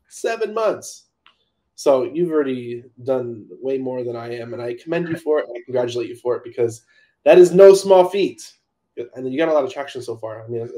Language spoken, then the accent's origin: English; California, United States; I'm from California.